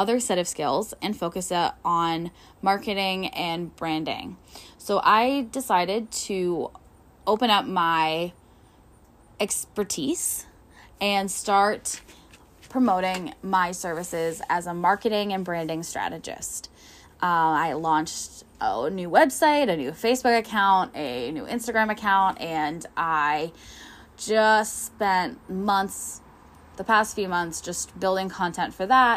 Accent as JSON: {"language": "English", "region": "Northwestern Pennsylvania", "country": "United States", "said": "I am from Northwestern Pennsylvania."}